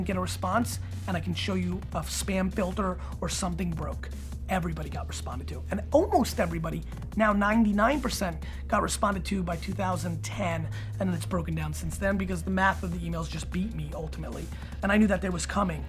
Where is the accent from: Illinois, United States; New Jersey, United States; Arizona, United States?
New Jersey, United States; Edison; also born or lived in Dover, New Jersey; We moved to Dover, New Jersey first, and then mainly I grew up in Edison, New Jersey, where I moved when I was 5 years old.